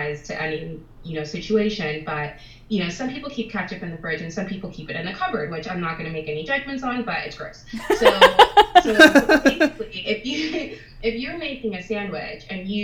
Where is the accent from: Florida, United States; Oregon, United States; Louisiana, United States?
Florida, United States; moved away as an adult; now in Bristol, United Kingdom; we're both from Florida